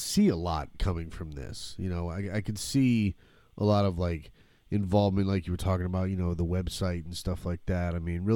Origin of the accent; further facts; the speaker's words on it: Michigan, United States; now in Florida, United States; I'm originally from Michigan, so I know about that northern cold